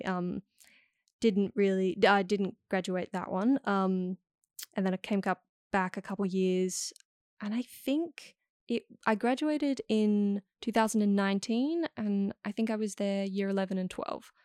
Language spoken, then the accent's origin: English; Amsterdam, North Holland, Netherlands; moved away; I was born in Amsterdam